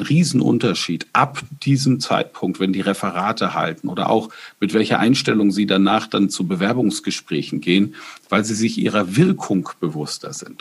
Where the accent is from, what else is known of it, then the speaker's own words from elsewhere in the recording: Bamberg, Bavaria, Germany; in meiner Heimatstadt Bamberg